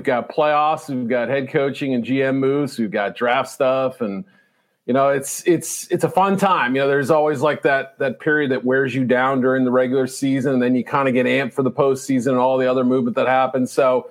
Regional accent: Boston, Massachusetts, United States; now in Chicago suburbs, United States; I grew up in Boston too.

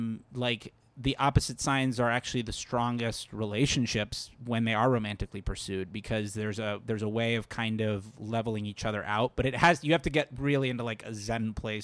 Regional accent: Fort Lauderdale, Florida, United States; Fort Lauderdale, Florida.

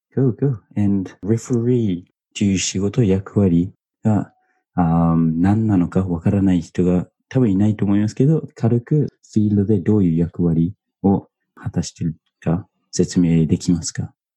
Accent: New Zealand; Japanese is a second language; now in Japan; 僕の母国ニュージーランド

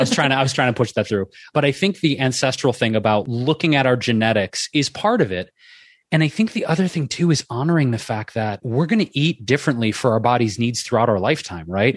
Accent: Detroit, Michigan, United States; moved away; I grew up in Detroit

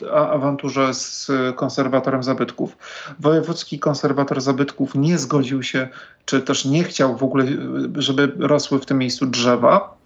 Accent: Poznań, Greater Poland, Poland; now in Warsaw, Poland; Ja jestem z Poznania

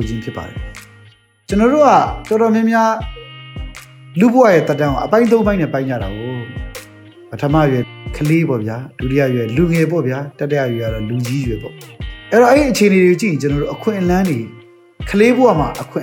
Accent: Myanmar

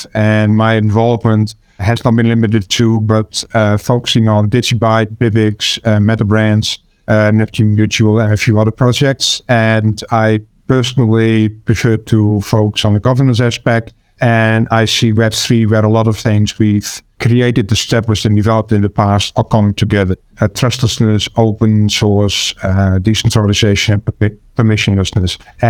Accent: Amsterdam, North Holland, Netherlands; I'm from Amsterdam in the Netherlands.

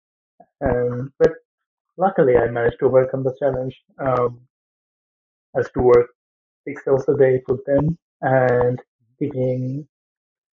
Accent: Bangladesh; moved away as an adult; also born or lived in England; now in Canada; I'm from Bangladesh.

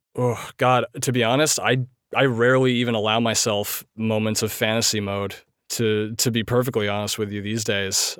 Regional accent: Poughkeepsie, New York, United States; moved away as an adult; Poughkeepsie, which is my hometown from the time when I was five months old

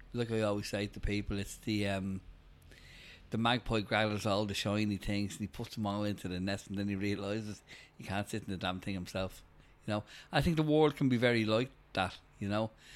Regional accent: Dublin, Leinster, Ireland; originally I grew up in Bald's Bridge

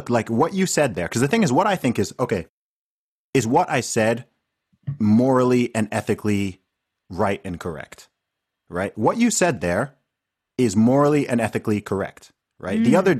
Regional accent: Saudi Arabia; I grew up in Saudi Arabia

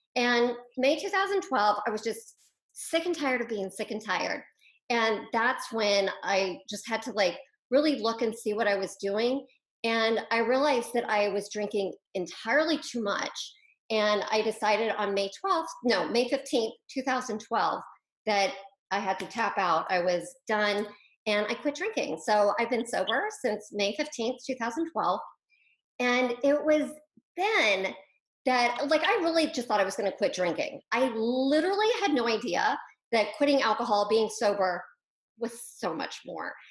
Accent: Wichita, Kansas, United States; I'm actually a Midwestern girl by heart. So I grew up in Wichita, Kansas.

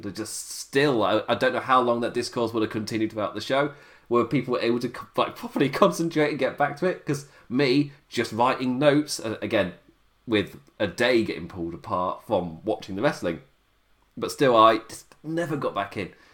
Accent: England, United Kingdom; being English

